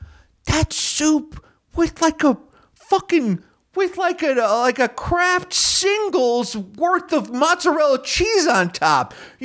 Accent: United States; But I'm an American, so I really don't care.

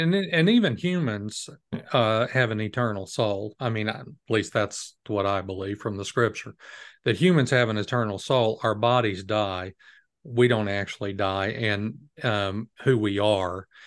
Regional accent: United States; as an American

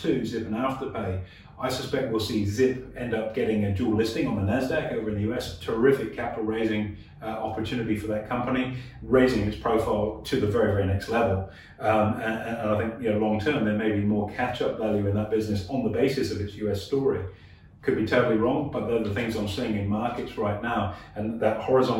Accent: Australia; as Australians

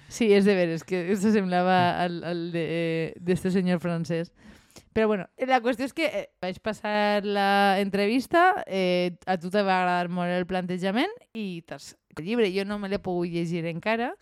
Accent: La Marina, Valencian Community, Spain; som de la Marina

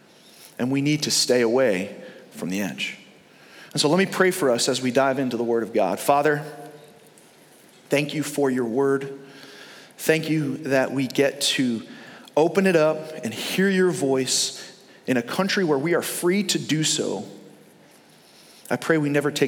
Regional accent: New York, United States; now in Fort Myers, United States; we grew up in New York

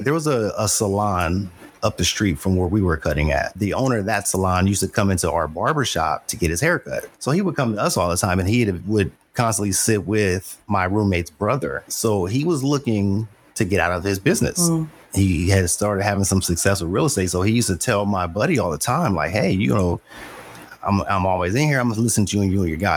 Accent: Los Angeles, California, United States; I grew up in Los Angeles.

